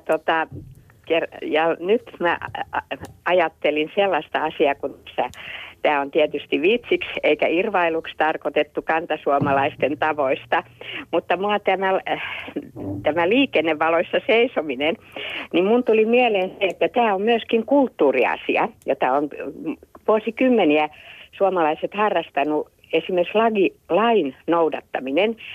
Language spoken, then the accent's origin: Finnish; Helsinki, Uusimaa, Finland; soitan Helsingistä, olen paljasjalkainen …